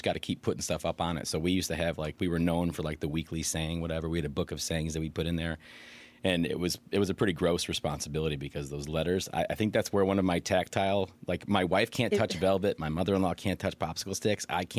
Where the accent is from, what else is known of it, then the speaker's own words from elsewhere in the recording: Aurora, Illinois, United States; also born or lived in Oak Park; So born in Oak Park, but I was raised in Aurora.